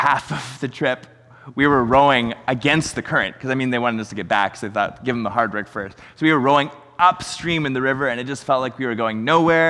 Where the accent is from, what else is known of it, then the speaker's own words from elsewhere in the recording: Chilliwack, British Columbia, Canada; we're from Chilliwack